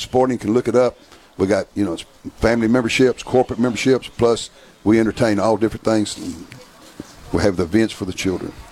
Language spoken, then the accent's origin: English; the South, United States; I'm from the South